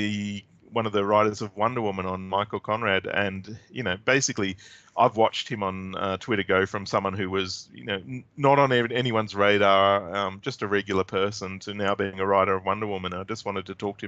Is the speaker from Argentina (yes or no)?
no; Australia; as an Australian